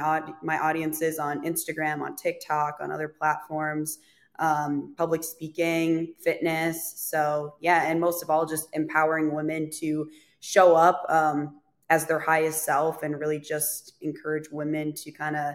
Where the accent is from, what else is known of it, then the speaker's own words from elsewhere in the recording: Fargo North Dakota area, Minnesota, United States; now in Nashville, United States; I am originally from Minnesota, kind of Fargo, North Dakota area. I currently live in Nashville, Tennessee.